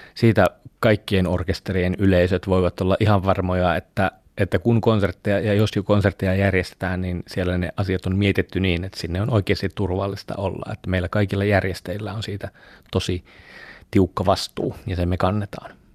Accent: Jyväskylä, Central Finland, Finland; also born or lived in Mikkeli; Mä oon melkein koko ikäni täällä asunut. Mä oon ollut neljä vuotta, kun me on muutettu tänne ja mun vanhemmat on tuolta pohjoisesta Keski-Suomesta, että vahvasti olen keskisuomalainen.

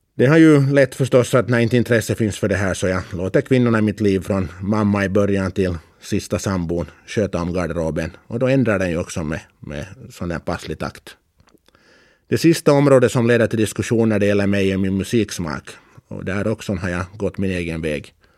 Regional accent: Karis, Uusimaa, Finland; now in Åland, Finland; Jag var alltså född och uppvuxen i Karis

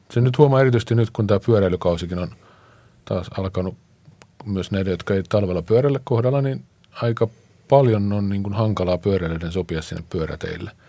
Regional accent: Tampere, Pirkanmaa, Finland; now in Helsinki, Finland; mä oon Tampereelta, mä siellä pyöräilin

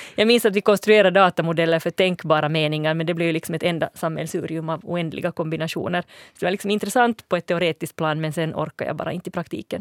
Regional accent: Finland; accent: near-standard Finland Swedish; also born or lived in Sweden; jag kände mig som finlandssvensk i Sverige

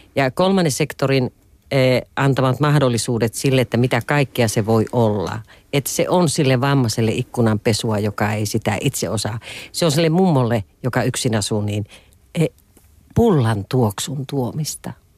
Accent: Lapland, Finland; tuolla maaseudulla, josta itse olen kotoisin Lapista

